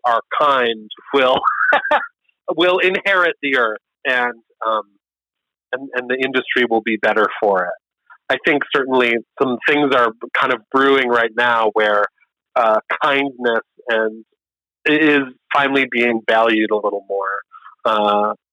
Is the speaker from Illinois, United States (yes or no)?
no; Buffalo, New York, United States; I'm from Buffalo